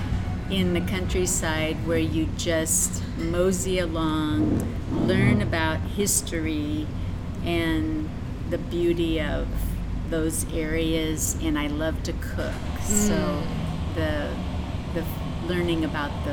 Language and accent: English; Kearney, United States; I'm born and raised in Kearney